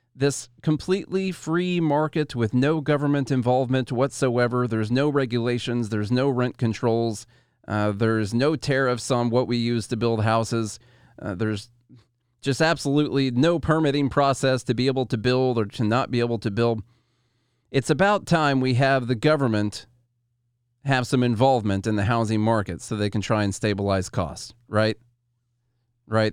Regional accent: Illinois, United States; I'm from Illinois

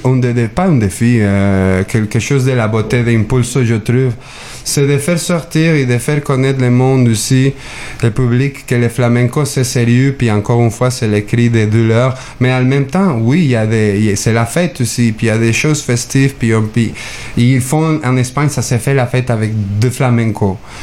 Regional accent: Mexico; now in Quebec, Canada; je viens du Mexique

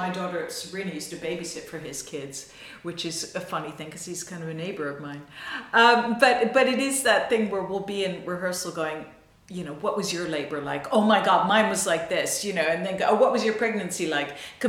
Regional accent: New York, United States; I'm from New York.

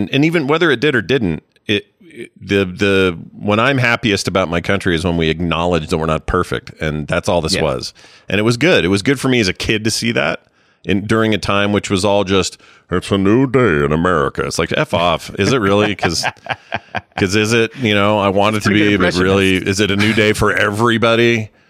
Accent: United States; I love coming from here. I love everything about being an American

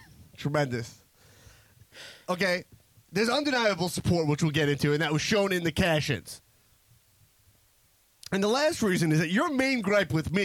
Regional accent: United States; I'm an American.

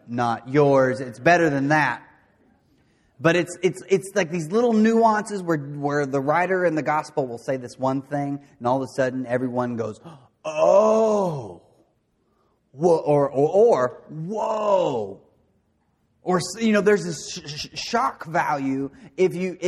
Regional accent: De Queen, Arkansas, United States; I grew up in Dequeen, Arkansas, doing things that you do in Dequeen, Arkansas.

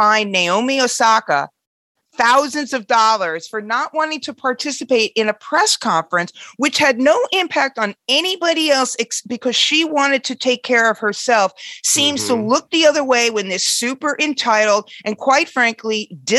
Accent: Queens, New York, United States; I'm from Queens too

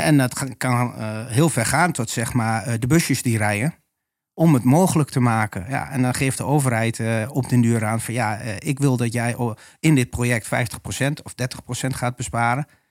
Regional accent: Almelo, Overijssel, Netherlands; also born or lived in Haarlem; now in Oldenzaal, Netherlands; geboren en gebogen tukker. Ja. Ras echt. En woon in Oldenzaal. ben geboren in Almelo.

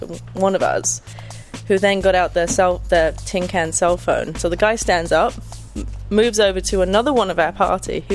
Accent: South East England, United Kingdom; moved away; From the south part, near London. But not from London

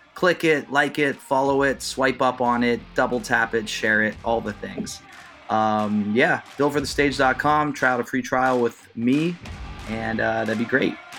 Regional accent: Youngstown, Ohio, United States; my hometown of Youngstown, Ohio

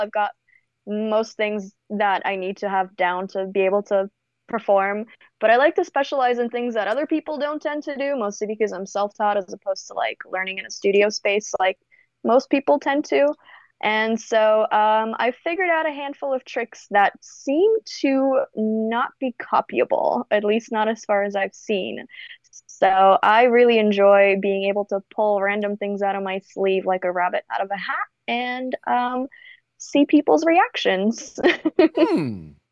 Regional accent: Canada; also born or lived in Bulgaria; now in United States; I'm born and raised in Eastern Europe in Bulgaria. Wow. Um, I got brought to Canada when I was nine

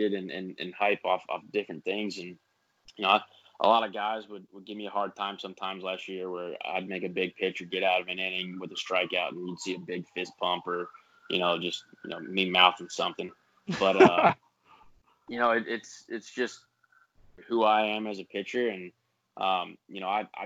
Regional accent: Pittsburgh, Pennsylvania, United States; accent: southern twang; moved away; I was born in Pittsburgh

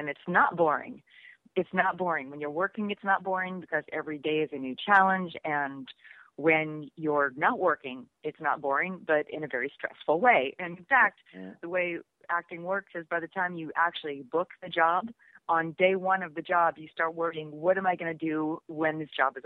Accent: just outside of Pittsburgh, Western Pennsylvania, United States; moved away as an adult; also born or lived in New York; I was doing local commercials and things like that in my hometown in Western Pennsylvania

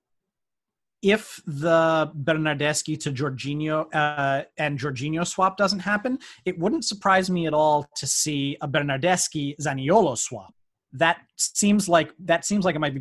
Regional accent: New York City, New York, United States; moved away as an adult; also born or lived in Washington Heights, New York; now in Jersey City, United States; I am a New Yorker. That is what I am. I was born and raised in Manhattan

